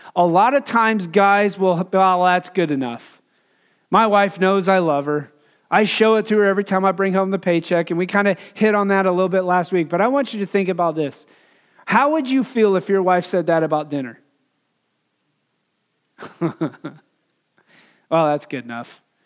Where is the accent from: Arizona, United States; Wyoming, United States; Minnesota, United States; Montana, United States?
Wyoming, United States; moved away; growing up in Wyoming